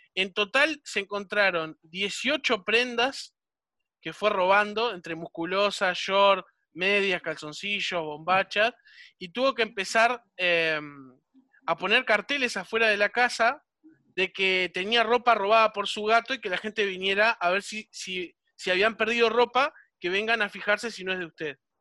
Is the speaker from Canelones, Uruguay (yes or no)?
yes; Solymar, Canelones, Uruguay; yo soy de Solimar, ¿no? Ahora actualmente estoy en Solimar